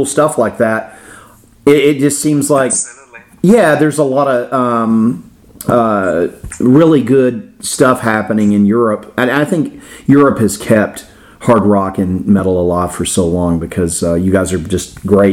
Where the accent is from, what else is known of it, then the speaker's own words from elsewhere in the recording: Florida, United States; I grew up in Florida.